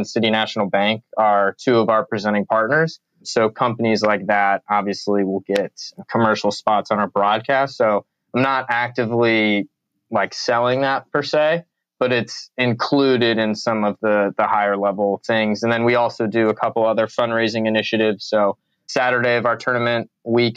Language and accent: English; Chicago, Illinois, United States; also born or lived in Florida; now in California, United States; I'm a Midwestern guy. I grew up in Chicago. And then Florida and now California.